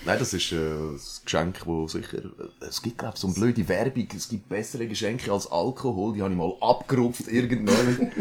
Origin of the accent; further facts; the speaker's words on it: Villmergen, Aargau, Switzerland; accent: Aargau dialect; moved away as an adult; now in Chur, Switzerland; aber ich repräsente doch logischerweise immer noch den Aargau. Ich habe ja auch den Dialekt.